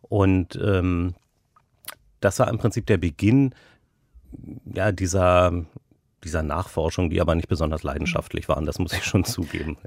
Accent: Berlin, Germany; Geboren bin ich in Berlin-Kaulsdorf. Dann haben wir in äh, Friedrichshain gelebt

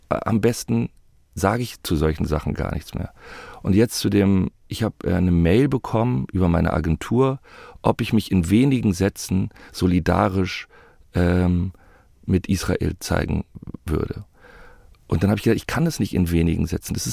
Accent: Germany; Ich bin mit Alliierten in Deutschland äh, groß geworden.

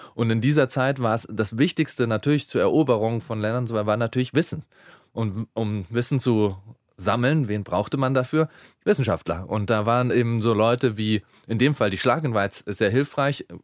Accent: Bavaria, Germany; ich bin in Bayern aufgewachsen

